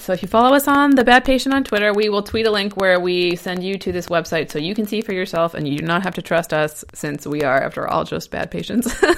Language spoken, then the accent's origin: English; Ohio, United States; now in Portland, United States; I'm from Ohio and now I live in Oregon